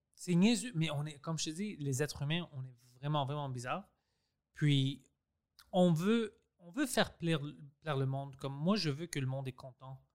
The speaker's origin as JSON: {"language": "French", "region": "Quebec", "country": "Canada", "tie": "born or raised there", "first_language": "Greek", "second_language": "French", "said": "Je suis né ici"}